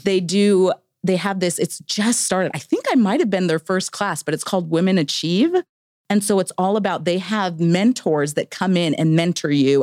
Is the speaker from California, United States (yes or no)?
yes; Victorville, California, United States; moved away as an adult; also born or lived in Idaho; I grew up in Southern California